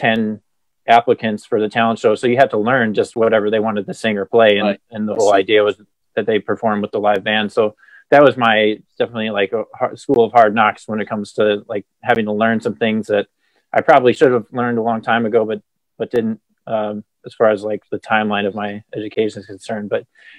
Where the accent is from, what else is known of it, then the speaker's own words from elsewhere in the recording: Cleveland, Ohio, United States; I'm from Cleveland originally